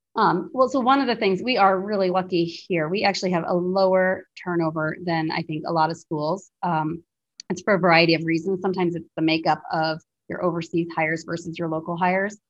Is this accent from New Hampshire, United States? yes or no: yes; Plymouth, New Hampshire, United States; moved away as an adult; also born or lived in India; now in Kenya; my little way of growing up in Plymouth, New Hampshire